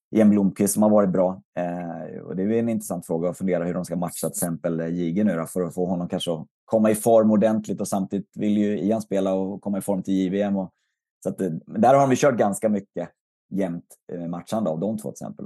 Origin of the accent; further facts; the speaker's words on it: Västerås, Västmanland, Sweden; i stort sett ända sedan jag kom till Västerås, eh, flyttade dit i tonåren